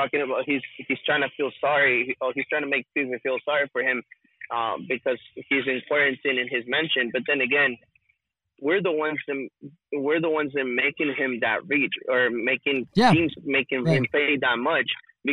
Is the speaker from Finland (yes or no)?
no; Monterrey, Nuevo León, Mexico; where I'm from Monterrey.